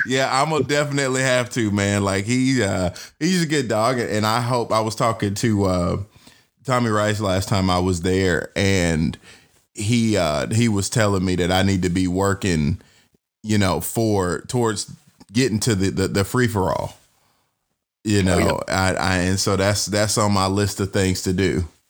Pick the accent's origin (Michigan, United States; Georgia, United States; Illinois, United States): Georgia, United States; Atlanta; I'm born and raised in Atlanta and for me in Georgia